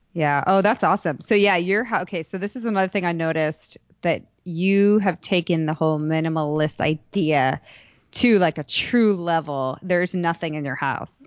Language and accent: English; United States; moved away as an adult; also born or lived in Chicago, Illinois / Boston, Massachusetts; now in Dallas, United States; I grew up in Chicago and Boston and I, well, I mean, I moved to Texas when I was eighteen